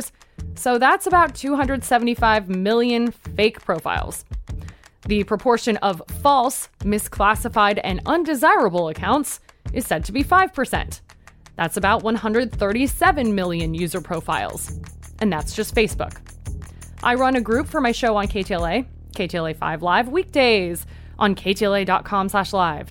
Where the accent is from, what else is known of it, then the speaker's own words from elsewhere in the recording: Coachella Valley, California, United States; moved away as an adult; now in Los Angeles, United States; I was born and raised in the Coachella Valley.